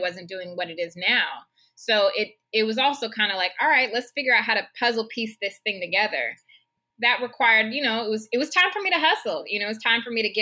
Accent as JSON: {"language": "English", "town": "Seattle", "region": "Washington", "country": "United States", "tie": "born or raised there", "moved": "as an adult", "said": "my hometown, to Seattle"}